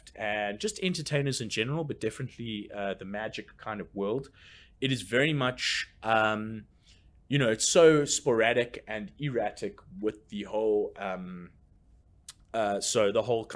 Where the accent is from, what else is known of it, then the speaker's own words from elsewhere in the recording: Port Elizabeth, Eastern Cape, South Africa; now in Johannesburg, South Africa; my hometown, Port Elizabeth